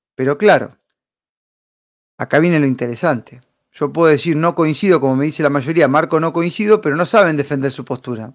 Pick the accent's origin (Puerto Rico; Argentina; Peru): Argentina; como argentinos